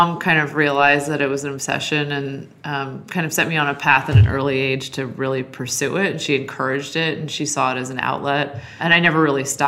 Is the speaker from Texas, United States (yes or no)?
no; San Francisco, California, United States; I grew up in Noe Valley in San Francisco. So I grew up right in the heart of San Francisco.